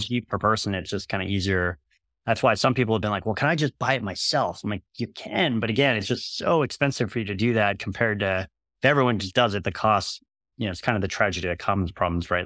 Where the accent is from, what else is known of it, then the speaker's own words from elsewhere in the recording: United States; I'm American